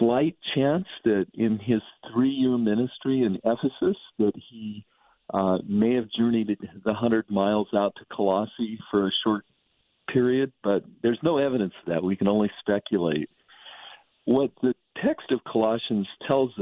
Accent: San Joaquin Valley, California, United States; I grew up in the San Joaquin Valley of California

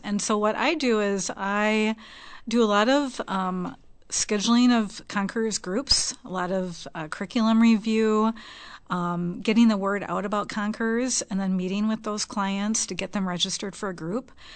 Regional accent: Minnesota, United States; we moved back here to Minnesota, where we were both born and raised

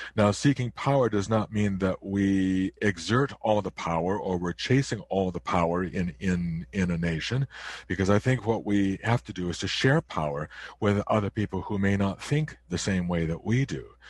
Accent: near Chicago, Illinois, United States; now in Canada; I was born in the United States, not too far from Chicago

